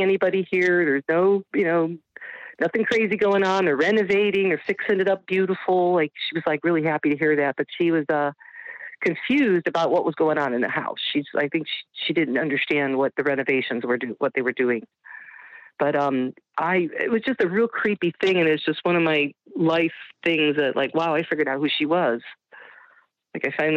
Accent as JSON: {"language": "English", "town": "Parma", "region": "Ohio", "country": "United States", "said": "I was like the original ghost hunter in Ohio. Here, I'm from Parma."}